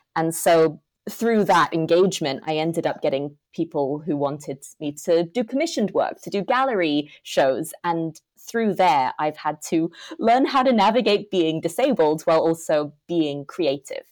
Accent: Hong Kong; I'm from Hong Kong, grown up there my whole life.

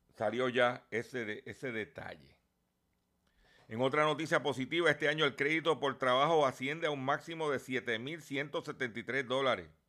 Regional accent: Lares, Puerto Rico; allá en mi pueblo de Lares

